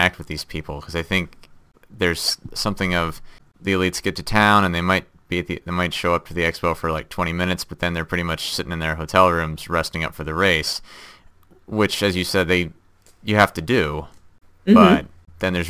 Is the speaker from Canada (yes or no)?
no; Midwest, United States; I'm from the Midwest too, and I went to school at a small school in Wisconsin